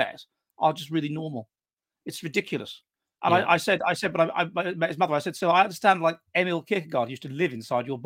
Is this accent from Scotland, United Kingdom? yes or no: no; London, United Kingdom; I grew up in the south in a city, mate. I grew up in Wimbledon